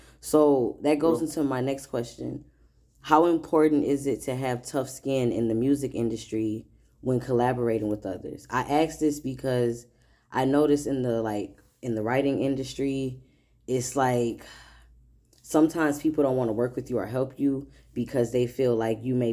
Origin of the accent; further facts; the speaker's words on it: Midwest, United States; moved away; I'm originally from the Midwest